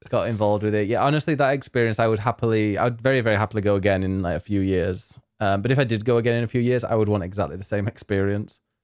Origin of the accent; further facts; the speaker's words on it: Leeds, Yorkshire and the Humber, United Kingdom; now in Croydon, United Kingdom; I'm from Leeds.